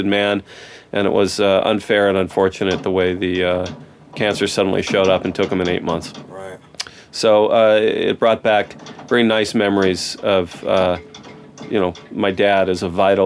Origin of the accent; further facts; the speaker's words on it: Los Angeles, California, United States; I was born and raised in Mar Vista, the part of West L.A.